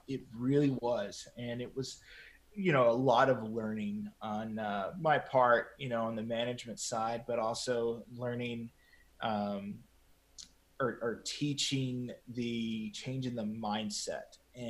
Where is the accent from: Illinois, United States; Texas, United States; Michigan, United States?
Texas, United States; San Angelo; So I was actually asked to be a news director in my hometown, San Angelo.